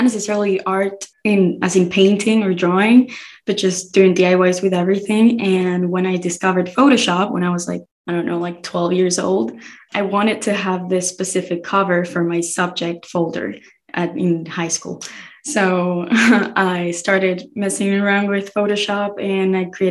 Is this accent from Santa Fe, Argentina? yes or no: yes; Rosario, Santa Fe, Argentina; moved away as an adult; also born or lived in Buenos Aires; now in United States; So I was born in the capital city, Buenos Aires, and then I moved when I was like 8 years old to Rosario, which is like the third largest city in the country.